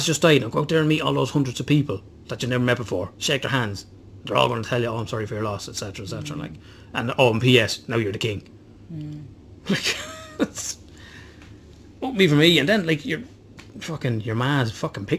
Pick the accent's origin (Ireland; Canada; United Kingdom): Ireland; I'm from Southern Ireland